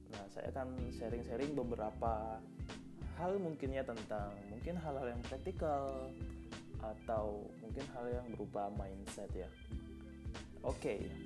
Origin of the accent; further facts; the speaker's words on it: Bone, South Sulawesi, Indonesia; also born or lived in Tangerang; now in Bandung, Indonesia; by the way saya asli Eh, Bone ya Sulawesi Selatan, kuliah di Tangerang dan sekarang ada di Bandung.